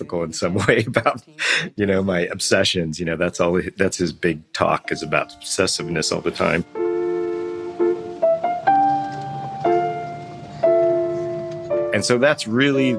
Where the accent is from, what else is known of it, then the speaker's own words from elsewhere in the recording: Los Angeles, California, United States; growing up in Los Angeles